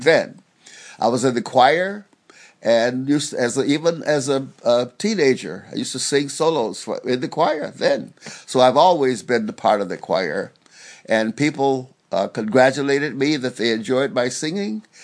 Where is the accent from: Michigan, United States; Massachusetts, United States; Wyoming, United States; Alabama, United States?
Alabama, United States; Dayton; I grew up in Alabama, the little place called, well, I was born in Dayton, Alabama